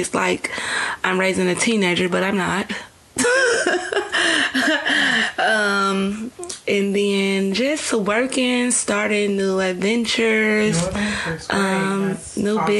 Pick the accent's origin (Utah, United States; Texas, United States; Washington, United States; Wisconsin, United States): Wisconsin, United States; Milwaukee; we're from Milwaukee